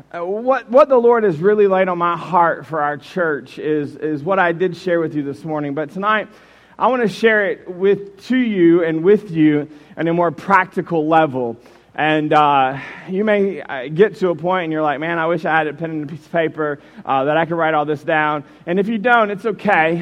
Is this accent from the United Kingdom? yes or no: no; Jacksonville, Florida, United States; moved away as an adult; also born or lived in Warren, Michigan; I grew up in Jacksonville, Florida